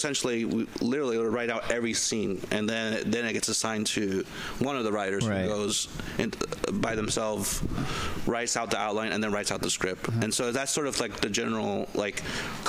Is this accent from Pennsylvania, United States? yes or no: no; the Bay Area, California, United States; moved away as an adult; also born or lived in Peru; now in Los Angeles, United States; growing up in the Bay and then moving